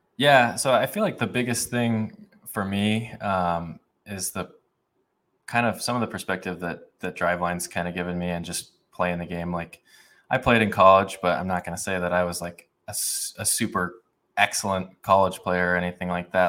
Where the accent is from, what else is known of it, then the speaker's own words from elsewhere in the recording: Boise, Idaho, United States; I grew up in Boise, Idaho